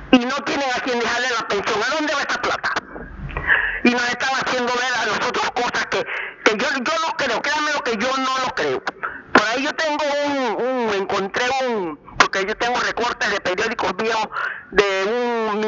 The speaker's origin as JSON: {"language": "Spanish", "country": "Panama", "said": "Hay un porcentaje alto de panameños"}